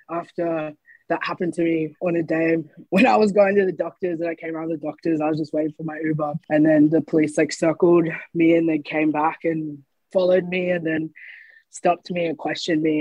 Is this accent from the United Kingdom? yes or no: no; Brisbane, Queensland, Australia; also born or lived in Gold Coast; I actually spent a lot of time going back and forth from hmm. Gold Coast and Brisbane. I moved around a lot, not only when I was a kid, but in my teen years and as I was becoming a young adult.